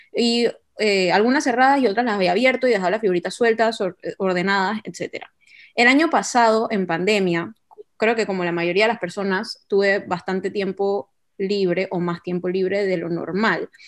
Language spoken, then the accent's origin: Spanish; Panama; tengo 28 años, soy de Panamá